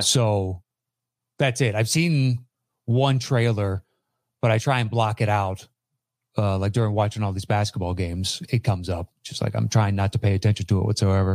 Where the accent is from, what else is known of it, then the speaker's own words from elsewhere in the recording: East Coast, United States; moved away; I grew up on the East Coast-ish.